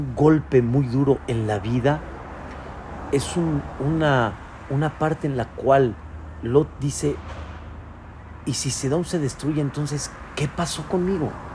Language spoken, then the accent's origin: Spanish; Mexico; Yo soy mexicano